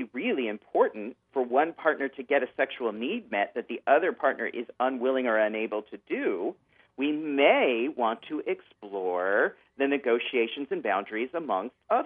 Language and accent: English; California, United States; I come from Northern California and Southern California where we had a lot of earthquakes.